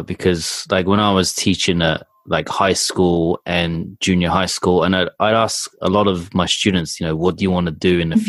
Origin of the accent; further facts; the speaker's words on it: England, United Kingdom; moved away as an adult; also born or lived in Japan; being in England, and growing up in England